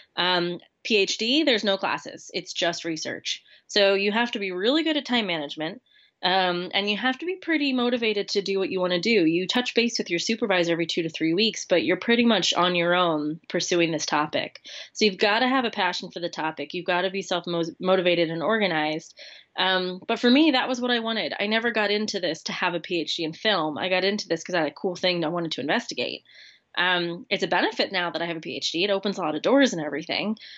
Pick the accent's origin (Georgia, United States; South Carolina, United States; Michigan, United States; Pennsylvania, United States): Pennsylvania, United States; Lancaster; moved away as an adult; now in Wales, United Kingdom; I'm originally from Lancaster, Pennsylvania. Um, grew up there